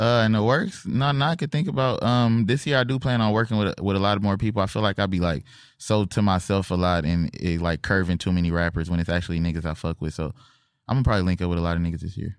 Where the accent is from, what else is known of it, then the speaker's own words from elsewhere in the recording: Compton, California, United States; we both from Compton